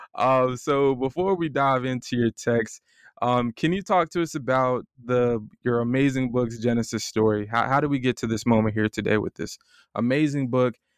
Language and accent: English; Florida, United States; also born or lived in Ann Arbor; I'm from Florida